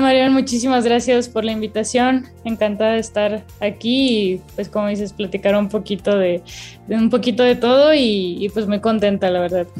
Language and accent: Spanish; Los Cabos, Baja California Sur, Mexico; now in Mexico City, Mexico; Mis papás se, se quedaron en, en, Los Cabos, de donde soy